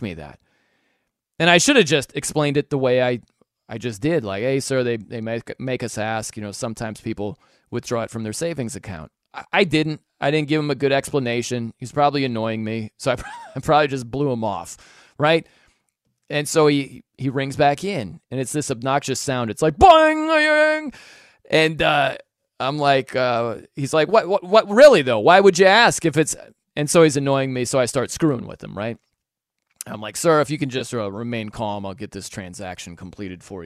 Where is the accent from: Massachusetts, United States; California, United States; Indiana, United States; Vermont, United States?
Indiana, United States; South Bend; I was just starting as a sports talk guy in my hometown of South Bend, Indiana